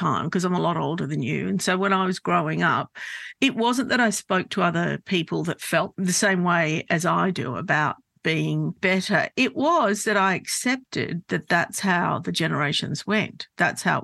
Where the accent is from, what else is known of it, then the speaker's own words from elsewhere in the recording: Sydney, New South Wales, Australia; here in Sydney, before Marrickville became gentrified, which I think it is now, but if I reflect back on that, we grew up in Glebe and then we moved to Marrickville